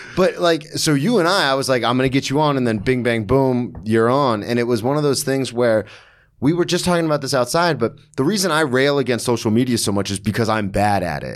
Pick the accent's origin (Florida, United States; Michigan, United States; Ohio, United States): Florida, United States; moved away as an adult; also born or lived in Daytona / Oklahoma City; now in New York, United States; So I've born and raised in Florida my whole life.